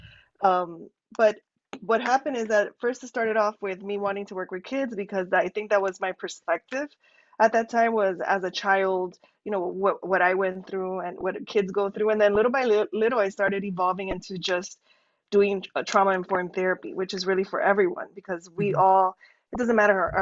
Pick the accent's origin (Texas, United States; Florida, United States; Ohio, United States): Florida, United States; Miami; moved away as an adult; also born or lived in California / Kansas; now in Miami, United States; I'm from Miami, but I moved away from Miami